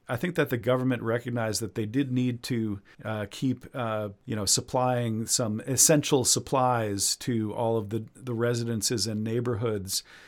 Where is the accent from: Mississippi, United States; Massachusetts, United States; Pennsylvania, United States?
Massachusetts, United States; now in China; in Massachusetts, my home state